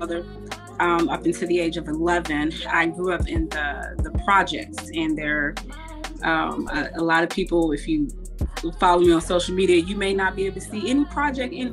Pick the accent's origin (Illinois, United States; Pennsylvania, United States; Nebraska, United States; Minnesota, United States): Illinois, United States; Chicago; moved away as an adult; now in Houston, United States; the city of Chicago, obviously because it raised me